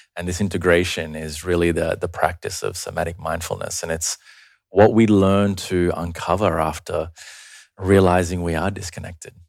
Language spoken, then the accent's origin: English; Australia; also born or lived in Sri Lanka; I was born there, but I migrated to Australia when I was five